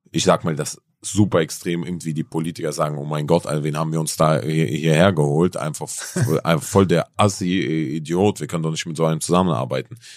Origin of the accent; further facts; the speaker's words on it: Berlin, Germany; ich bin auch aus Berlin zum Beispiel, ganz ehrlich, hierher nach Hamburg extra gekommen